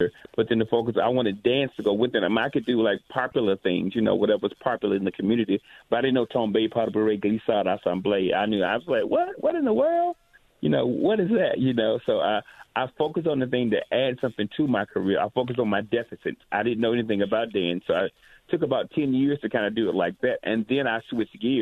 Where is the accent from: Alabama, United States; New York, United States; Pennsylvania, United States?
Alabama, United States; moved away as an adult; also born or lived in Montgomery, Alabama; now in Atlanta, United States; I grew up in Alabama